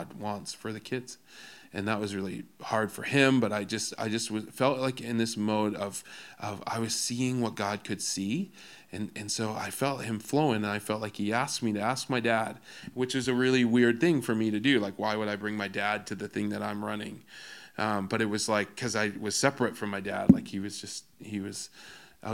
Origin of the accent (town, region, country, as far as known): Alberta, Canada